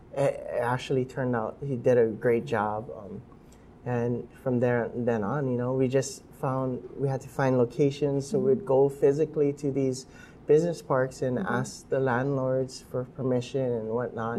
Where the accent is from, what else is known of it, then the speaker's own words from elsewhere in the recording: Hawaii, United States; I grew up with in Hawaii